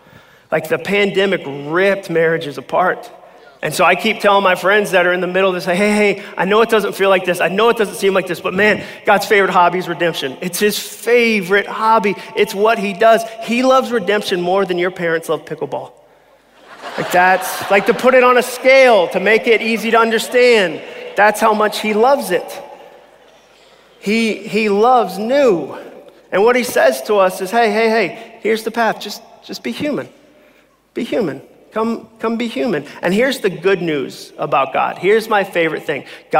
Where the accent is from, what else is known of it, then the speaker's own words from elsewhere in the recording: Massachusetts, United States; moved away as an adult; I grew up in Massachusetts